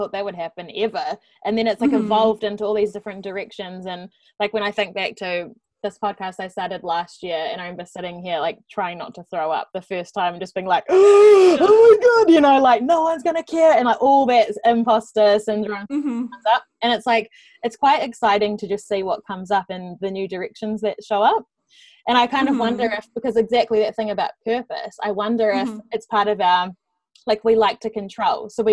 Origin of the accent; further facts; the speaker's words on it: New Zealand; accent: Kiwi; That sounded so Kiwi just then. I'm very aware of my accent right now.